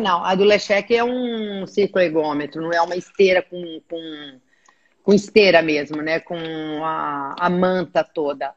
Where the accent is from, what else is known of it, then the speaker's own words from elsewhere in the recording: Brazil; eu sou do Brasil, estou aqui